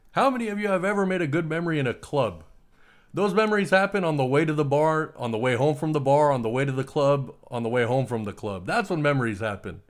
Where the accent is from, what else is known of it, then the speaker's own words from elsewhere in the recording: United States; I was born in the United States, but I'm from a foreign family